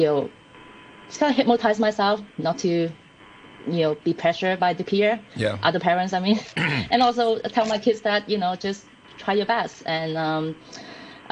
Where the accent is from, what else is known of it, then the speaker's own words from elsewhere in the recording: Canada; now in Hong Kong; I grew up in Canada